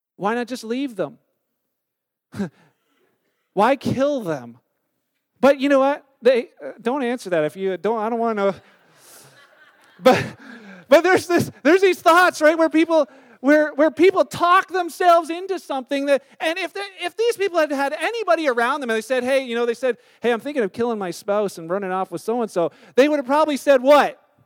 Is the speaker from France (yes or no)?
no; Canada; we're Canadian